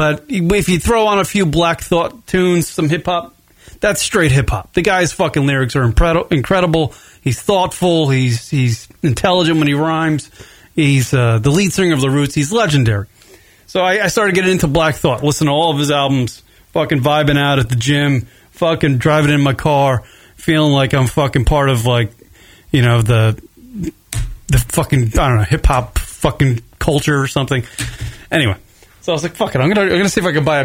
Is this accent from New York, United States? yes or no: yes; near the Hamptons, east end of Long Island, New York, United States; now in Arizona, United States; I'm from nearly like the Hamptons. I'm pretty close to the Hamptons